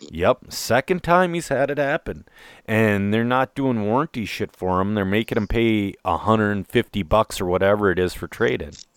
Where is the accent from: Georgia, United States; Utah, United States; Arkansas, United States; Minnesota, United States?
Minnesota, United States; I'm a Minnesotan